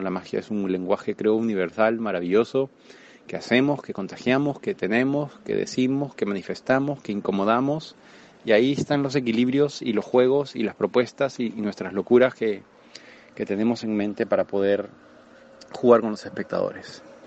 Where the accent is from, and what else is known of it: Lima, Peru